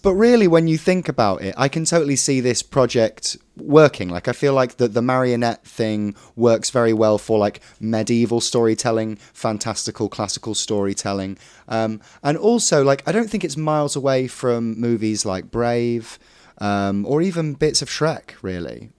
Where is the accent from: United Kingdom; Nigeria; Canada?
United Kingdom; Derbyshire, East Midlands; I'm from Derbyshire